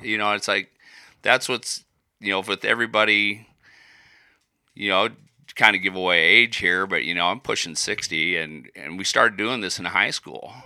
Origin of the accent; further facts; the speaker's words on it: Iowa, United States; moved away as an adult; also born or lived in Colorado; I was born in Iowa